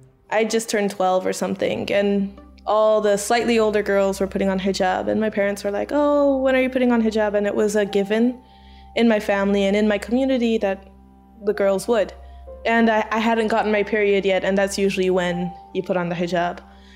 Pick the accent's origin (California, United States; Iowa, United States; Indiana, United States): Iowa, United States; born there; also born or lived in Malaysia / Kuwait; I'm American Malaysian. I was born in Iowa. We moved to Malaysia. I did preschool in Malaysia and then we moved to Kuwait.